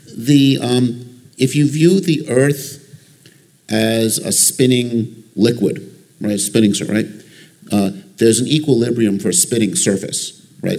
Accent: Long Island, New York, United States; I grew up on Long Island.

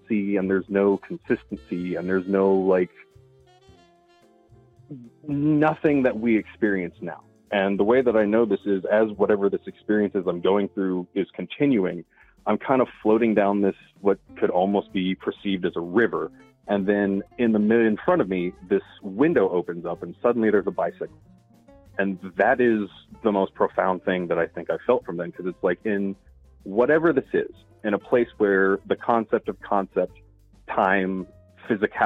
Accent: Texas, United States; I grew up in Texas

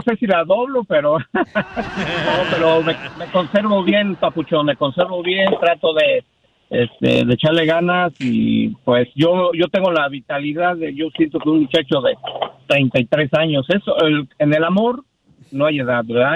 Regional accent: Mexico City, Mexico; Yo soy de México, Distrito Federal

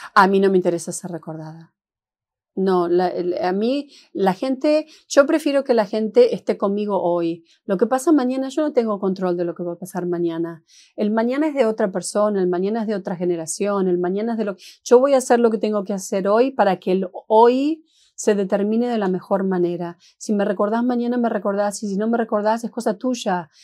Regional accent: Argentina; moved away as an adult; also born or lived in Seattle / San Francisco; now in Los Angeles, United States; yo soy argentina y jamás, jamás he negado de dónde vengo

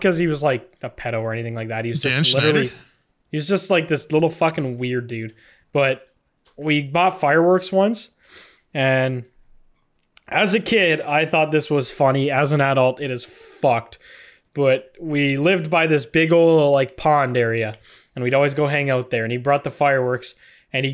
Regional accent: Canada; you can buy it as a Canadian

